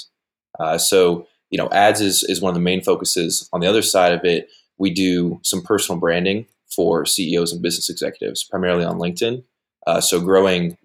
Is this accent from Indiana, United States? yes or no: yes; Westfield, Indiana, United States; I'm from Westfield, Indiana. Went to Garen Catholic High School